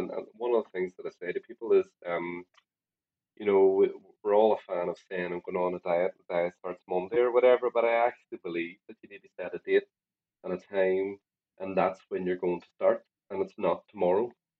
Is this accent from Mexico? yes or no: no; Ireland; as an Irish person, we love spuds.